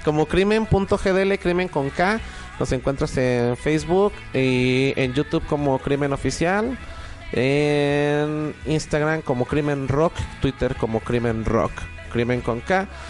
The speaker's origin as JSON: {"language": "Spanish", "town": "Guadalajara", "region": "Jalisco", "country": "Mexico", "tie": "born or raised there", "also_born_or_lived": "Mexico City", "said": "yo soy de la Ciudad de México, pero tengo aquí toda mi vida"}